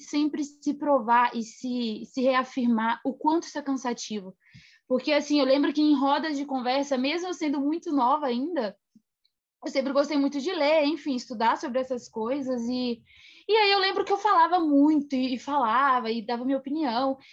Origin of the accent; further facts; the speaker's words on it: Minas Gerais, Brazil; na cidade onde eu nasci, em Minas Gerais